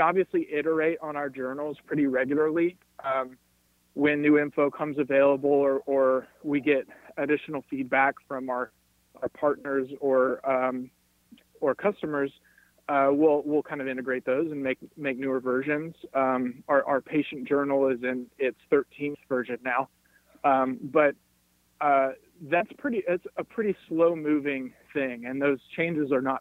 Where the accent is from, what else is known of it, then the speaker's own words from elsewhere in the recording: Cincinnati, Ohio, United States; my hometown of Cincinnati